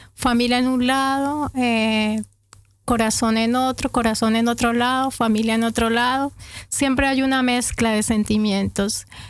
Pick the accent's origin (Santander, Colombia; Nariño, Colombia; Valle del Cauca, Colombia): Santander, Colombia; Bucaramanga; moved away as an adult; also born or lived in Bogotá; Yo llegué de Bucaramanga a Bogotá cuando tenía 23 años, 22, 22, 23 años, llegué a Bogotá y a empezar de nuevo